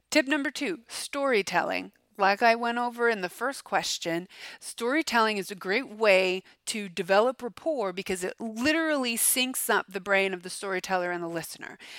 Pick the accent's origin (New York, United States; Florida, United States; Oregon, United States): Florida, United States; I'm from Florida, I guess. I mean, say an orange. I'm from Florida. I'm delicious.